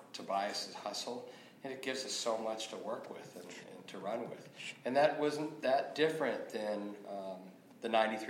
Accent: Pittsburgh, Pennsylvania, United States; I grew up in Pittsburgh

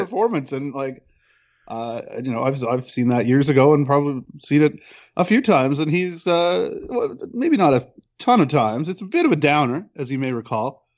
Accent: Peterborough, Ontario, Canada; now in Toronto, Canada; I grew up in Peterborough, uh, which is about an hour and a half outside

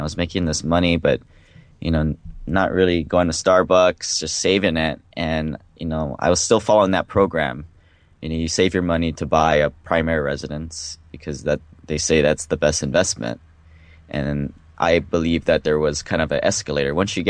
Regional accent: Hawaii, United States; born or raised there; moved away as an adult; also born or lived in Seattle

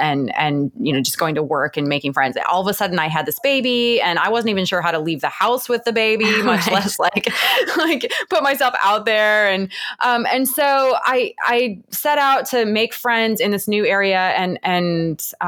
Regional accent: Cleveland, Ohio, United States; moved away as an adult; now in Atlanta, United States; I grew up in Cleveland

